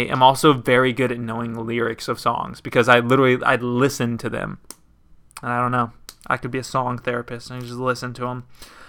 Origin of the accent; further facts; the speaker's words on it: Texas, United States; because I grew up like in Texas, West Texas, and like a bunch of people listened to country, like my parents and stuff.